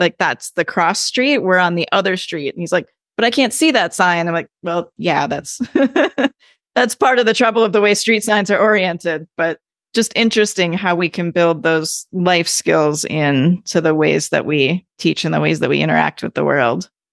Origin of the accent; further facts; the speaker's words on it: Midwest, United States; now in California, United States; I grew up in the Midwest